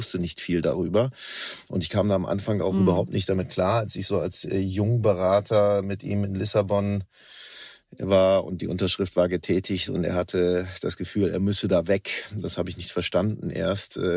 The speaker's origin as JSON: {"language": "German", "region": "Northern Germany", "country": "Germany", "tie": "born there", "lives_now": "Cologne, Germany", "said": "ich bin gebürtiger Norddeutscher, inzwischen angekommen in Köln, hier wohnhaft und hier arbeitend."}